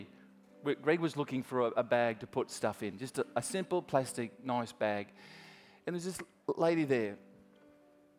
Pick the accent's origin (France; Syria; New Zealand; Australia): Australia; I'm Australian